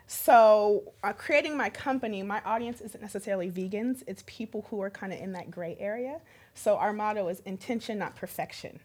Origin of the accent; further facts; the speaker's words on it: California, United States; I grew up in California